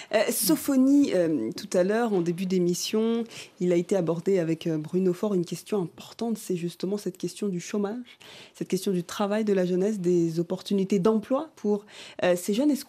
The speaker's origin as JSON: {"language": "French", "country": "Benin", "said": "je suis béninois."}